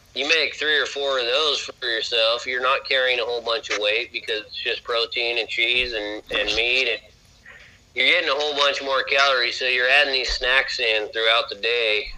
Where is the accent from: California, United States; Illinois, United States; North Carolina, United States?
California, United States; being a Californian